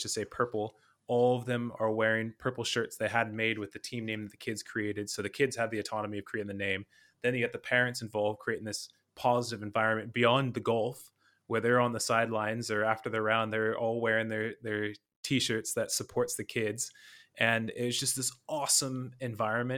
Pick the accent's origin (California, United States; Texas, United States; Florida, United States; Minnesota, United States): California, United States; I'm from California. You can obviously, where I'm from in California, you can play golf 365 days of the year